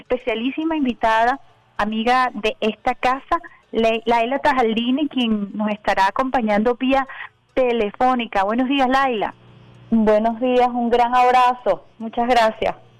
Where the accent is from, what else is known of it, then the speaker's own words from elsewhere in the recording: Venezuela; como venezolana